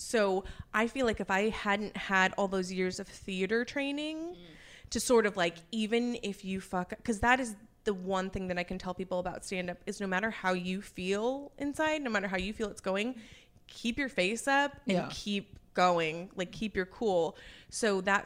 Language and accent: English; Orange County, Southern California, United States; moved away as an adult; also born or lived in San Diego; now in Pensacola, United States; So I'm from Southern California. I grew up in Orange County and then I went to college in San Diego.